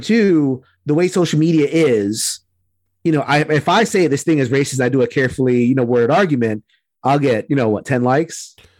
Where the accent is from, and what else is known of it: Puerto Rico